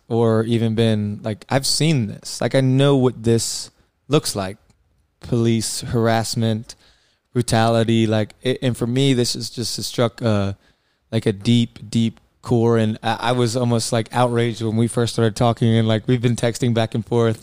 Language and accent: English; Columbia, South Carolina, United States; I grew up in Columbia, South Carolina